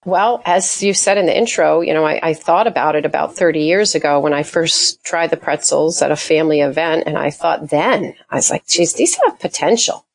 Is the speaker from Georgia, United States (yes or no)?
no; Portsmouth, New Hampshire, United States; I'm from Portsmouth.